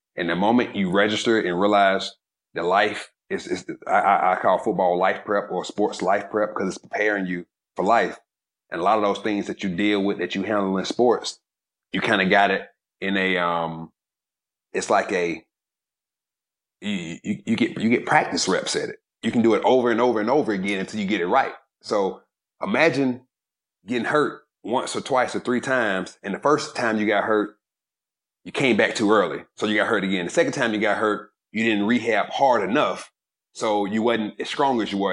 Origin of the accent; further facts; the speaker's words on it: Georgia, United States; I was from Georgia